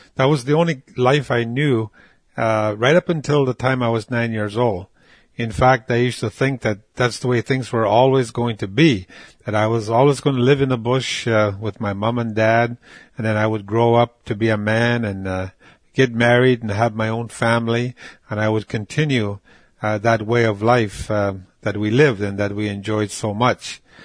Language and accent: English; Moose Factory, Ontario, Canada; born or raised there; first language Cree; English is a second language; also born or lived in Rupert House (Waskaganish), Quebec